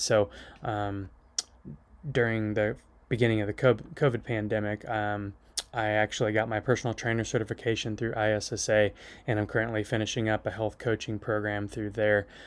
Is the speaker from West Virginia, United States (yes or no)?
no; Phillipsburg, Kansas, United States; I was born and raised up in Phillipsburg, Kansas